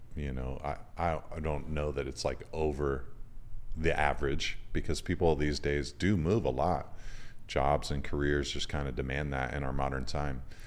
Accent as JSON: {"language": "English", "region": "California", "country": "United States", "said": "as a Californian"}